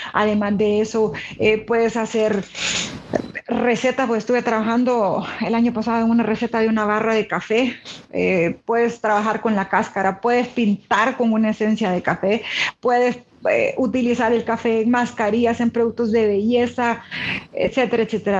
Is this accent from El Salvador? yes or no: yes; El Salvador; como salvadoreña